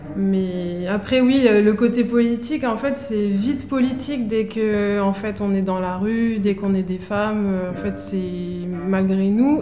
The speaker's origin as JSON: {"language": "French", "town": "Ivry-sur-Seine", "region": "Île-de-France", "country": "France", "tie": "born or raised there", "said": "j'ai grandi à Ivry-sur-Seine, dans une cité"}